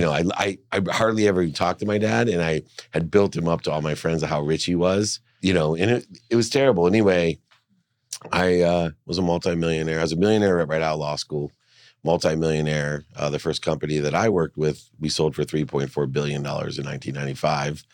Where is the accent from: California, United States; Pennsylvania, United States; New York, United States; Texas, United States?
California, United States; San Diego; also born or lived in Akron, Ohio; I moved from Akron to San Diego